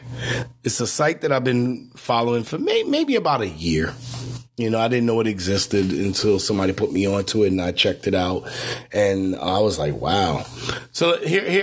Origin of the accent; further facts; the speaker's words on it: New York City, New York, United States; Growing up in Brownsville, Brooklyn, I heard gunshots every night